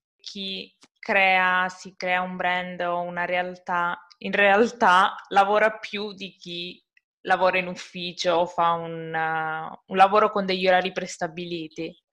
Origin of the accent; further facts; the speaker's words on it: Calabria, Italy; io sono calabrese